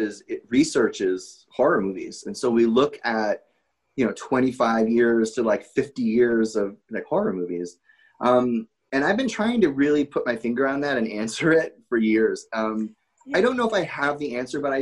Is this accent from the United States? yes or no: yes; Connecticut, United States; moved away as an adult; also born or lived in New Jersey; I grew up in Connecticut and I moved to New Jersey to go to Fairleigh Dickinson University